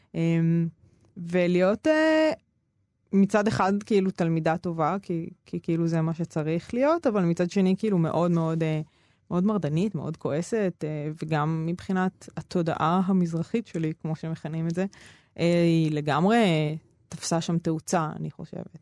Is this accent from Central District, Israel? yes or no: yes; Ramla, Central District, Israel; also born or lived in Negev; ובין רמלה לפנימייה גם גרתי כמה שנים בנגב